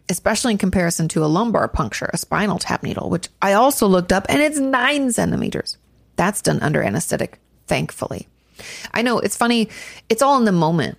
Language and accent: English; Washington, United States; moved away; also born or lived in Orange County; I grew up in Washington State